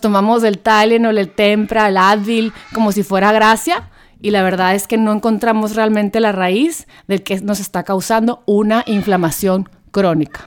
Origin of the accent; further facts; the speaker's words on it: Hermosillo, Sonora, Mexico; yo soy de Hermosillo, Sonora